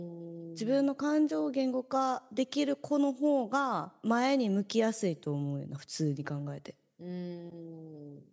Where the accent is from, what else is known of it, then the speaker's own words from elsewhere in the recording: Kansai, Japan; moved away as an adult; now in Tokyo, Japan; 私なんてこう関西出身でさ、東京で